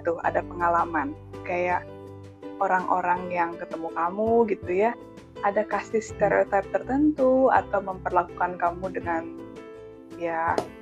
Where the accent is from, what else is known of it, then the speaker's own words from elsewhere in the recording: Java, Indonesia; saya sebagai orang Jawa